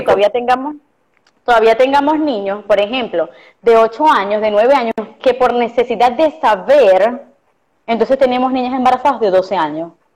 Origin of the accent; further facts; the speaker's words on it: Costa Oriental del Lago, Zulia, Venezuela; now in Maracaibo, Venezuela; Yo soy de la Costa Oriental del Lago este, y crecí de verdad como éramos los niños antes